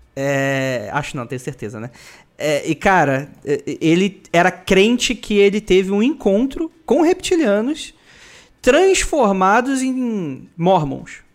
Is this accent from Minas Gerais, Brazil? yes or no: no; Rio de Janeiro, Brazil; moved away as an adult; now in São Paulo, Brazil; eu sou da, eu sou da CDD, né? Sou da Cidade de Deus, Rio de Janeiro